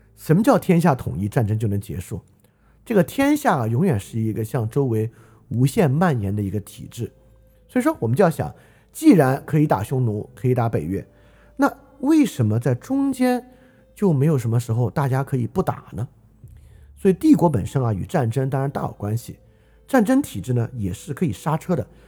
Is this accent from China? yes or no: yes; China